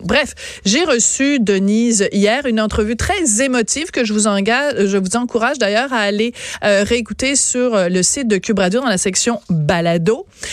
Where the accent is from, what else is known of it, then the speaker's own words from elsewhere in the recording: Bordeaux, Nouvelle-Aquitaine, France; accent: French; je suis née à Bordeaux en 1965